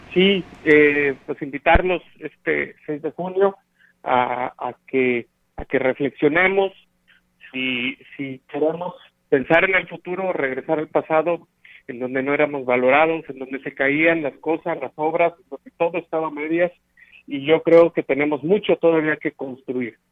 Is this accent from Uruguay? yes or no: no; Huichihuayán, San Luis Potosí, Mexico; mi pueblo, Pichihuayán, en la colonia Lichis